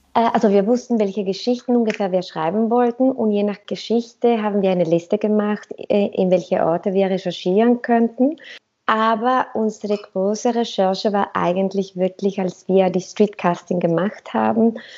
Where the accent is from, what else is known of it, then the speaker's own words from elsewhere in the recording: Mexico; moved away as an adult; also born or lived in Cuba / Berlin / Zurich; ich komme aus Mexiko